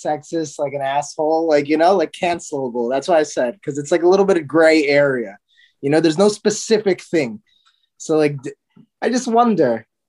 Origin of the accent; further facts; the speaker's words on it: India; I'm Indian, but if somebody thought I was Pakistani, like I wouldn't take like, oh my God